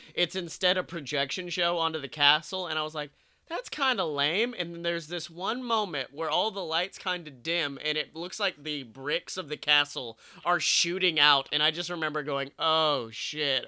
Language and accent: English; Alabama, United States; moved away; I was still a young buck from Alabama.